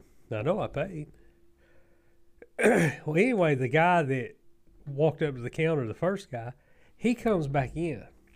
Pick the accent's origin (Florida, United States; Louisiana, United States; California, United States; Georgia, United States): Georgia, United States; Southern; as Southern Georgians